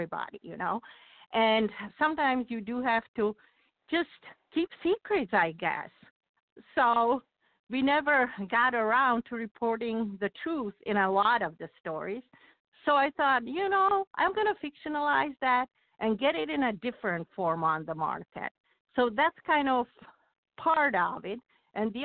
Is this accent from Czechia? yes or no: yes; Czechia; moved away as an adult; also born or lived in West Michigan; now in Michigan, United States; My journey went from a civil engineer in Czechoslovakia to a reporter for local newspapers in West Michigan